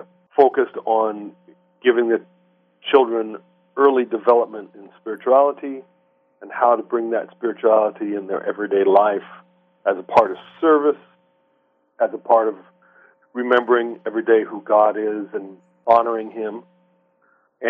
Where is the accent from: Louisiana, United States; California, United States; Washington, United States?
Washington, United States; Shoreline; I grew up in the Seattle area, in what is now called Shoreline.